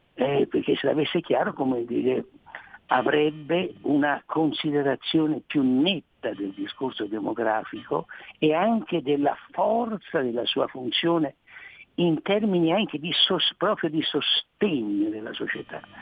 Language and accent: Italian; Tuscany, Italy; dicono dalle mie parti, non so delle vostre, in Toscana